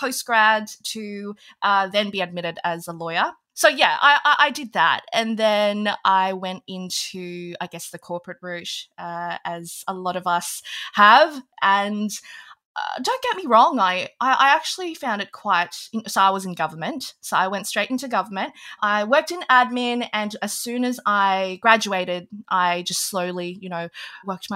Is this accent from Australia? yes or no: yes; Australia; also born or lived in Hong Kong; I was actually born in Hong Kong back when they were owned by the British. So I actually have an English passport, but we moved to Australia when I was very young. So I think literally when I was like 2 or 3, we moved.